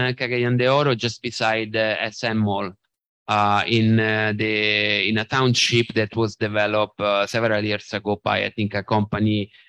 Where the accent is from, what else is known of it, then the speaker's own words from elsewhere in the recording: Italy; moved away as an adult; now in Philippines; And as you said, I am from Italy, but I moved here in 2009, actually 2008.